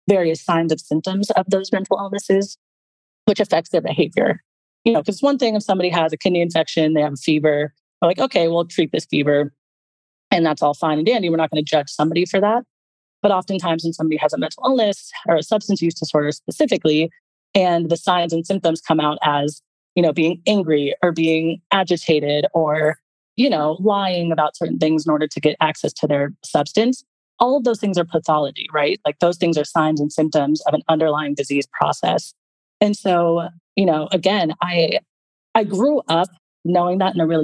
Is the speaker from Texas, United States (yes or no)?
no; Los Angeles, California, United States; also born or lived in Italy / San Francisco; I was born and raised in Los Angeles